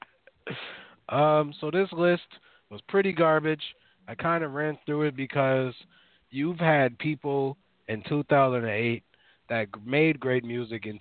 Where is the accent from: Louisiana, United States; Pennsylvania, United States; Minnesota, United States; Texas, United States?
Minnesota, United States; Minneapolis; I grew up in North Minneapolis.